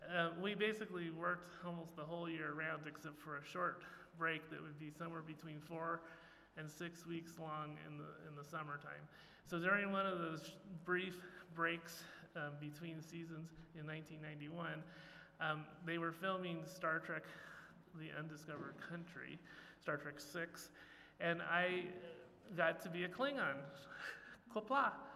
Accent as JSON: {"language": "English", "town": "Eugene", "region": "Oregon", "country": "United States", "tie": "born or raised there", "moved": "yes", "said": "my hometown of Eugene, Oregon"}